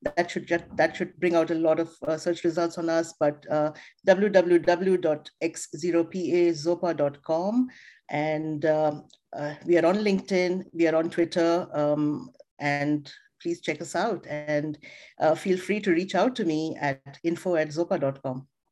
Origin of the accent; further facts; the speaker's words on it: India; moved away; I come from India. I was born in India. I was raised, um, you know, my, my dad was an army doctor